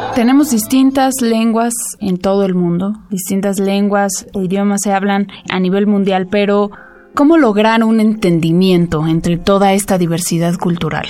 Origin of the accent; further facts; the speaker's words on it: Mexico; Yo soy mexicana, hablo español